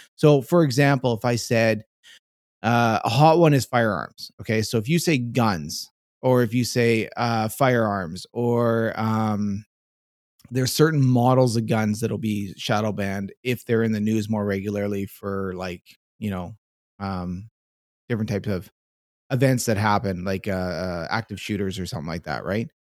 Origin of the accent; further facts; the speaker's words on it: Canada; being a Canadian